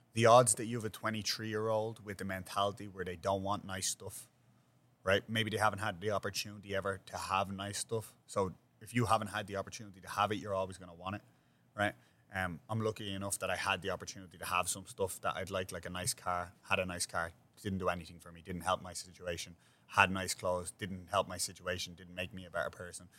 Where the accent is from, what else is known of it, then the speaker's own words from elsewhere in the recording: Dublin, Leinster, Ireland; now in New York, United States; where I grew up is the same thing, but except we had a much greater extensive community when I grew up in Ireland